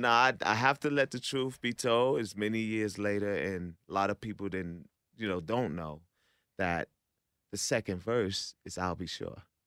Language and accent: English; New York, United States; I'm from New York